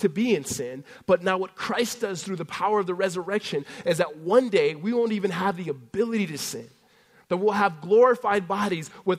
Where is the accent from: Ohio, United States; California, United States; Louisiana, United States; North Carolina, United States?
California, United States; growing up in California